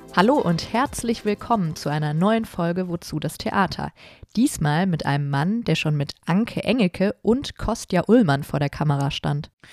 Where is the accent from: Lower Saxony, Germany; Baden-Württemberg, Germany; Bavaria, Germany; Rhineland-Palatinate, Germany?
Rhineland-Palatinate, Germany; Trier; moved away as an adult; also born or lived in Berlin / Cologne; Ich komme halt auch aus Trier